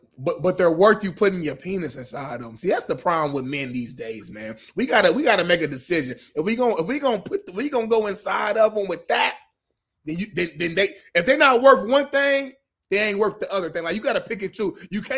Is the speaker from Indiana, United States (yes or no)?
yes; Indiana, United States; I'm from the Midwest, Indiana, 317.